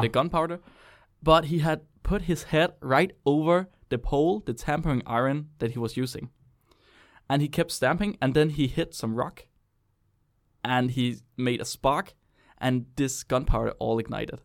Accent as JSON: {"language": "English", "country": "Denmark", "said": "I'm from Jylland"}